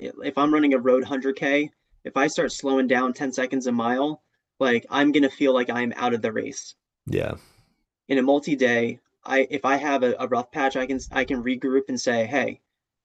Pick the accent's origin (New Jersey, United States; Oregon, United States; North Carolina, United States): New Jersey, United States; also born or lived in Oklahoma; now in Rhode Island, United States; New Jersey, my home state